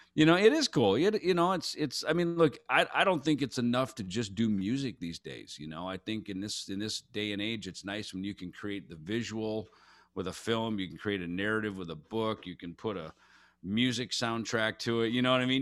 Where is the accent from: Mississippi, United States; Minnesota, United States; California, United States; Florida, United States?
Minnesota, United States; Jackson; I grew up in Jackson, Minnesota